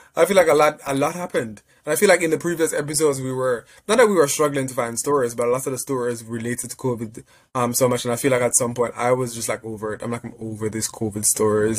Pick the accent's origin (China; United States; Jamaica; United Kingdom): Jamaica; moved away; I'm Jamaican.